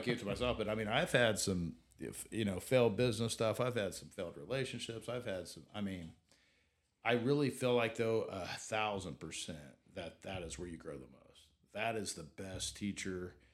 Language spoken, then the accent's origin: English; Southeast Kansas, United States; now in Wichita, United States; I grew up in Southeast Kansas